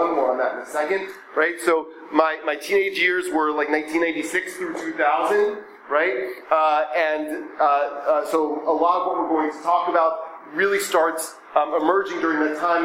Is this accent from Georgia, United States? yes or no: yes; Atlanta, Georgia, United States; So I was born in 1983. I grew up going to an Orthodox Jewish day school in Atlanta called the Greenfield Hebrew Academy.